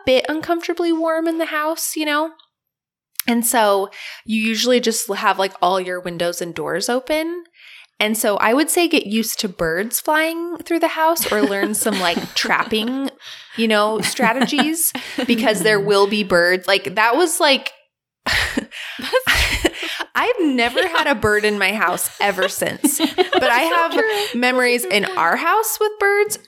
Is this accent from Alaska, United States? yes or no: yes; Alaska, United States; born or raised there; moved away